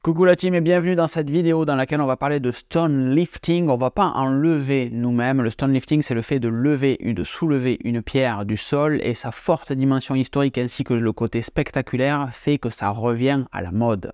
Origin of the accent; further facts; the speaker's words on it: Tarbes, Occitania, France; je suis natif de Tarbes, au pied des Pyrénées, mais côté français de la frontière